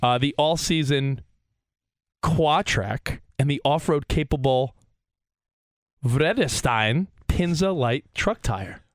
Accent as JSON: {"language": "English", "country": "United States", "tie": "born or raised there", "said": "our life growing up in New Jersey and Long Island"}